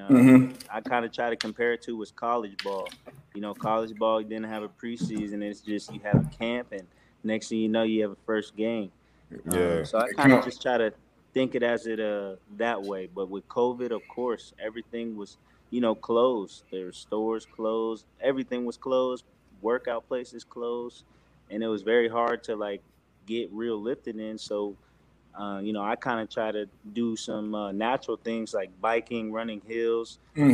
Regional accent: Seattle, Washington, United States; growing up in Seattle, being young, I was in high school when the Legion of Boom just started appearing

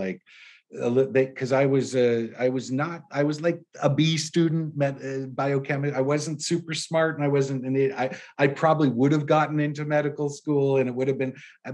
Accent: San Francisco, California, United States; also born or lived in Los Angeles; Growing up in San Francisco

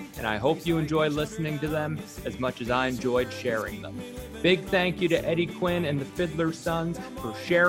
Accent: Prince Edward Island, Canada; born or raised there; moved away

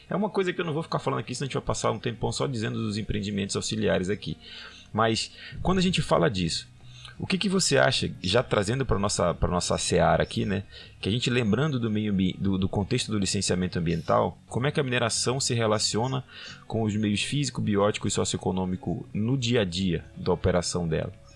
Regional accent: Belém, Pará, Brazil; also born or lived in Trombetas / Carajás; morei em Trombetas, morei em Carajás, mas eu sou de Belém, tenho uma realidade aqui, meu pai era lá de Monte Alegre

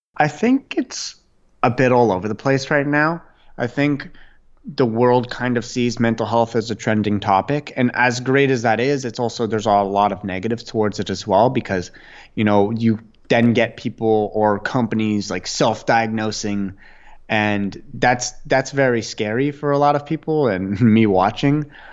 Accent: Ottawa, Ontario, Canada; I grew up in Ottawa, Canada

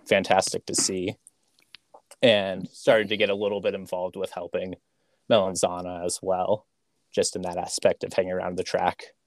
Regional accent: Terre Haute, Indiana, United States; I grew up in Terre Haute, Indiana.

